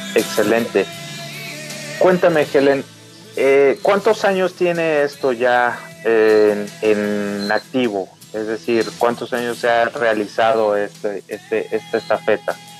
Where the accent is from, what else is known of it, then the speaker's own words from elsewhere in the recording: Mexico City, Mexico; now in Aguascalientes, Mexico; también soy chilango, llegué a radicar, como ustedes saben, aquí a Aguascalientes